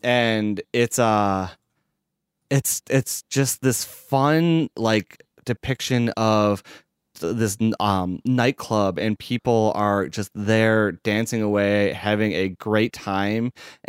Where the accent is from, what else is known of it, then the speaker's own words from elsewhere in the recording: Chicago, Illinois, United States; I'd be even more embarrassed if it isn't because I'm the one from Chicago.